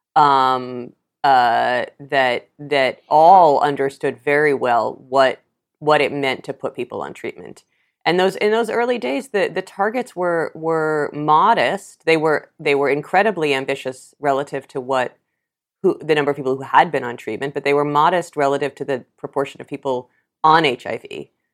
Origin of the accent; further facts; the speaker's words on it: New York City, New York, United States; I grew up in New York City and saw the AIDS epidemic